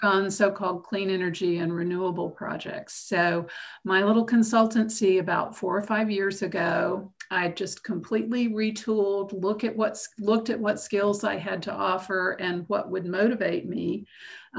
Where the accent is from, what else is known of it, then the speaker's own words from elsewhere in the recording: Macon, Georgia, United States; moved away as an adult; I was born in Macon, Georgia, and spent the first 18 years of my life there.